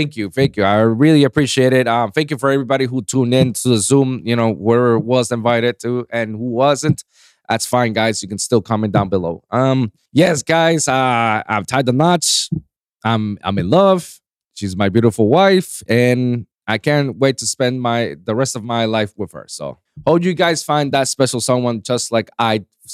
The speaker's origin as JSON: {"language": "English", "country": "Puerto Rico", "said": "I'm not from New York. I'm from Puerto Rico. It's the Puerto Rican in me"}